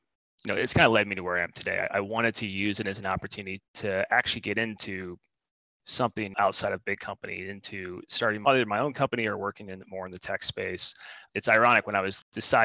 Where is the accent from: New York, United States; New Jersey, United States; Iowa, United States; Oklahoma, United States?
Iowa, United States; Southwest; now in Seattle, United States; I grew up in a small town in Southwest Iowa. I grew up on a farm